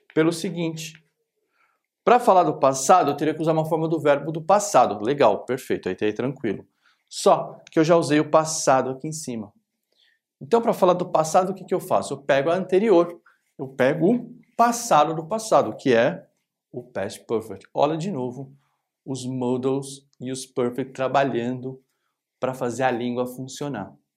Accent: Brazil; a gente é brasileiro

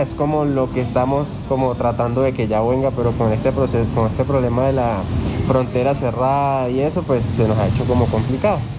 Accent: Venezuela; now in Colombia; yo nací en Venezuela, pero soy colombiano también por mi papá

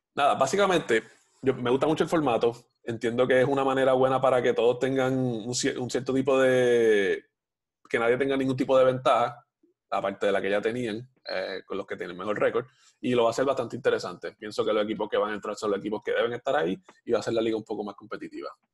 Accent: Puerto Rico; la mayoría de los puertorriqueños somos

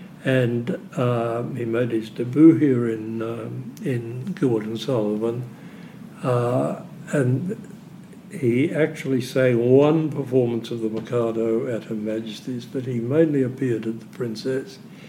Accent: Melbourne, Victoria, Australia; also born or lived in London; I was born in London. Right. And but I grew up in Melbourne.

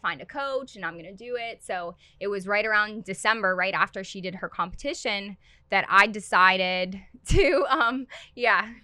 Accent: Pittsburgh, Pennsylvania, United States; I am originally from Pittsburgh, and then I went to high school at Ulsh, Our Lady of the Sacred Heart

